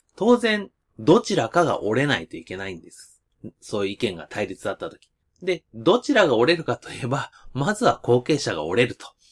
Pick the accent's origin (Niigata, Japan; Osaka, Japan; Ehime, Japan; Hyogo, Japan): Hyogo, Japan; Nishinomiya; 私地元西宮